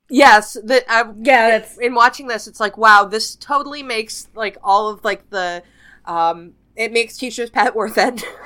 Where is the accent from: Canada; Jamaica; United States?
Canada; I'm Canadian.